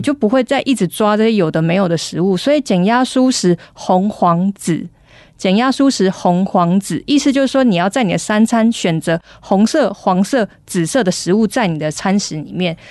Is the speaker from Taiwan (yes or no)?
yes; Taiwan; 我们台湾人